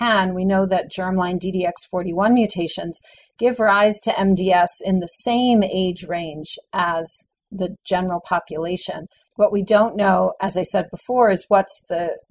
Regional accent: New Haven, Connecticut, United States; I grew up in New Haven, Connecticut, and I started working in a laboratory when I was 16 in high school

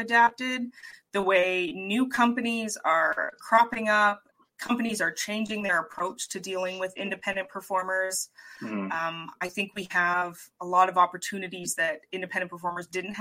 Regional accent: Canada; I am a Canadian

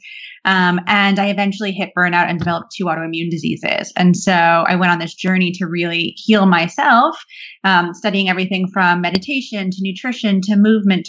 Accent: New Jersey, United States; also born or lived in London, United Kingdom; now in Brooklyn, United States; I grew up in New Jersey

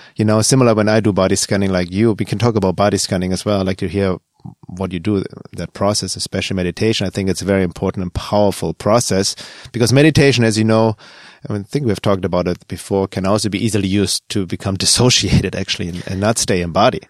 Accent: Germany; moved away; Growing up in Germany

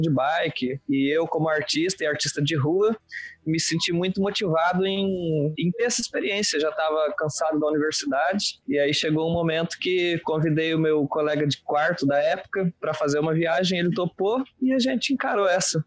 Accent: Venâncio Aires, Rio Grande do Sul, Brazil; also born or lived in Pelotas; nasci em Venâncio Aires, interior do Rio Grande do Sul

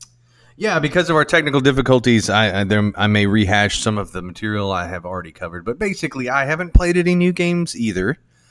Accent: United States

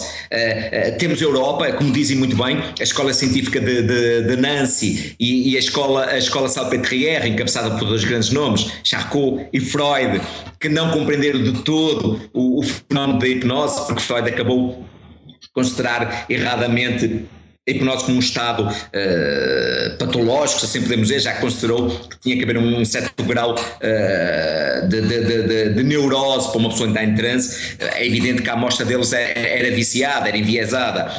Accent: Guimarães, Braga, Portugal; now in Porto, Portugal; eu vivo no Porto um, ehm, e sou natural de Guimarães, mas vivo atualmente no Porto

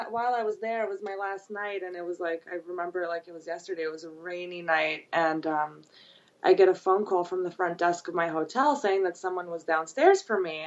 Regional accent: New York City, New York, United States; also born or lived in Brooklyn / Long Island / Manhattan; I grew up in Queens.

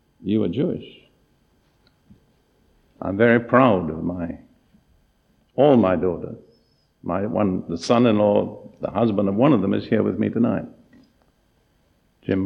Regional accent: United Kingdom; moved away as an adult; also born or lived in Palestine; my background, I'm totally British

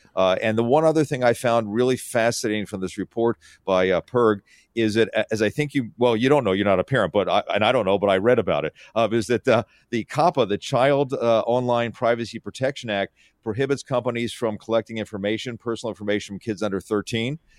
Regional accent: Philadelphia, Pennsylvania, United States; also born or lived in Syracuse; now in Seattle, United States; I grew up on the East Coast, so Philadelphia, and I went to school at Syracuse.

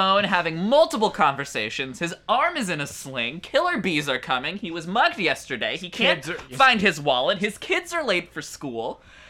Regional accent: Washington, District of Columbia, United States; It's set in my hometown, Washington, D.C.

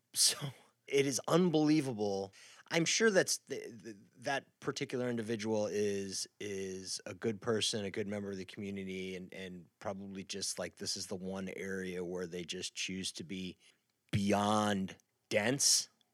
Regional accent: Midwest, United States; moved away; I grew up in the Midwest

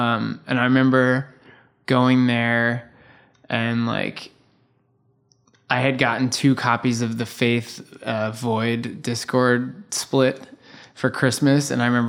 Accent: New York City, New York, United States; I grew up in the Bronx.

